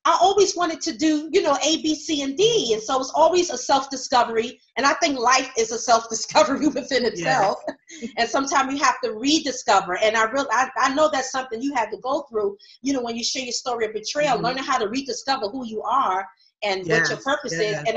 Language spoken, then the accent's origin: English; New York, United States; I'm from New York as well